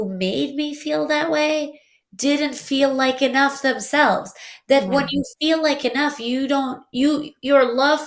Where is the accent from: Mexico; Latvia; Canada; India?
Latvia; first language Russian; English is a second language; moved away; I was born in Latvia, but I spoke Russian